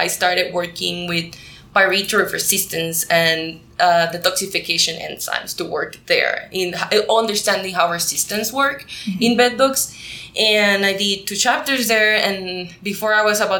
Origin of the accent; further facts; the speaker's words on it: Puerto Rico; first language Spanish; English is a second language; moved away as an adult; I am from Puerto Rico. I was born and raised in Puerto Rico. My first language is Spanish.